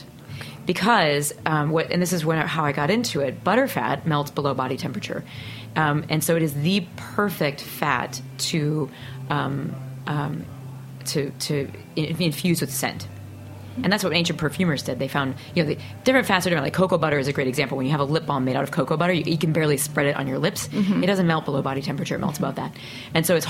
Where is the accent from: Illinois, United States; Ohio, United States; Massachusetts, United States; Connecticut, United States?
Illinois, United States; Peoria; moved away; I grew up in Peoria, Illinois